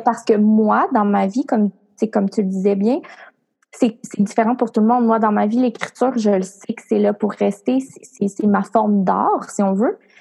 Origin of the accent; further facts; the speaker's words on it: Cap-Santé, Quebec, Canada; moved away; ma ville natale où sont mes parents, mes ah, amis. Euh, en fait, moi, je viens de la campagne. Là. Je viens d'un village qui s'appelle Cap Santé